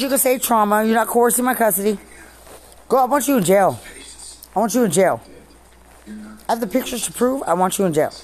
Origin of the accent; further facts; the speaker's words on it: Lubbock, Texas, United States; I'm from Lubbock